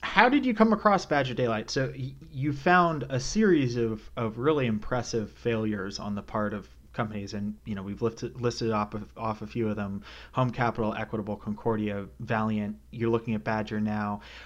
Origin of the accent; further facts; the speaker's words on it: Canada; also born or lived in New York City; now in North Carolina, United States; born and raised in Canada